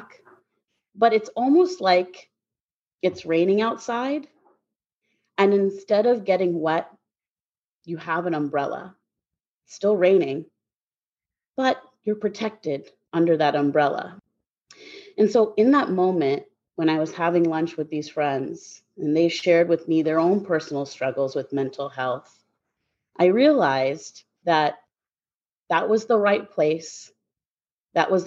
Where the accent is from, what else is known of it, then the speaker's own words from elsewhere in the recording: Guelph, Ontario, Canada; moved away; I'm originally from Guelph, Ontario, Canada. That's where I was born and raised.